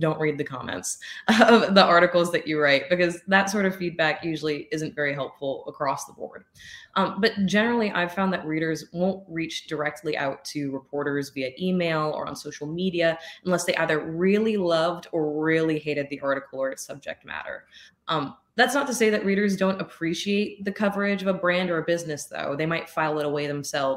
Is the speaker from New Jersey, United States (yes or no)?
no; New Orleans, Louisiana, United States; moved away as an adult; now in Colorado, United States; I was raised in Louisiana